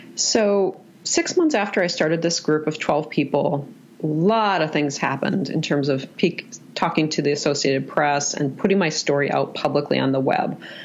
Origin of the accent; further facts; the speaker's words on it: Minnesota, United States; I am from Minnesota